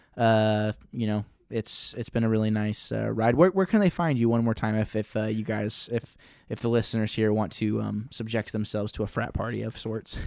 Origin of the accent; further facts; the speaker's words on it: Missouri, United States; I was raised in Missouri.